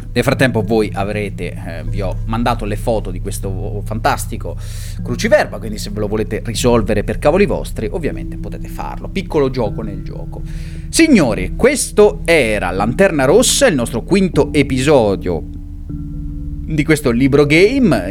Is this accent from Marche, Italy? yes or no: yes; Montefalcone Appennino, Marche, Italy; gloria al mio paesino natale